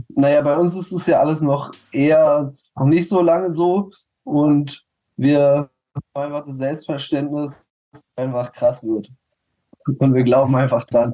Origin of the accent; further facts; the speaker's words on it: Berlin, Germany; auch als Berliner